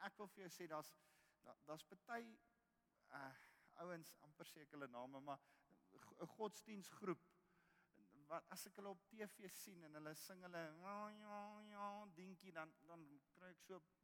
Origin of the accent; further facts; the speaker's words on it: South Africa; ons roep Afrikaner Ons is die enigste nasie in Afrika wat Afrika geroep word